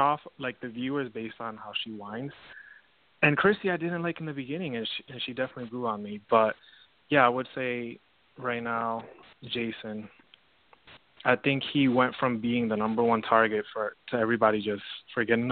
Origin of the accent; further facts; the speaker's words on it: Providence, Rhode Island, United States; now in Florida, United States; I'm originally from Rhode Island too.